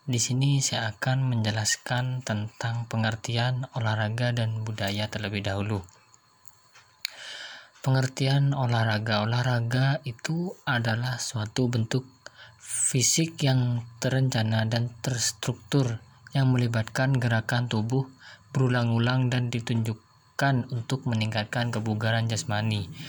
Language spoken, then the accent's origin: Indonesian; Jember, East Java, Indonesia; saya berasal dari kota Jember.